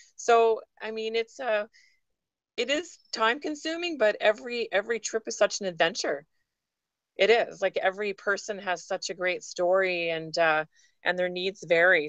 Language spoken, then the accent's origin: English; Vancouver Island, British Columbia, Canada; moved away as an adult; now in Vancouver, Canada; I was born and raised on Vancouver Island, so I'm an island girl at heart.